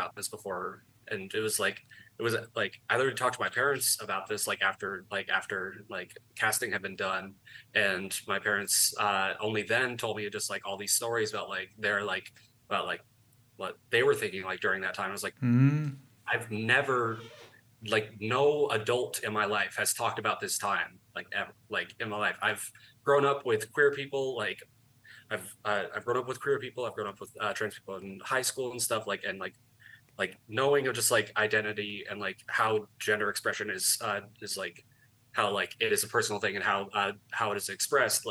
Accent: Tucson, Arizona, United States; also born or lived in Texas; I was born in Texas, but then I've lived in Arizona since I was like 1 year old. I have lived in Tucson for the majority of my life

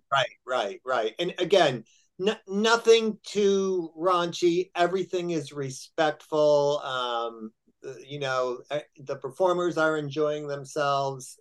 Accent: Chicago, Illinois, United States; moved away; also born or lived in Texas; I'm from Chicago

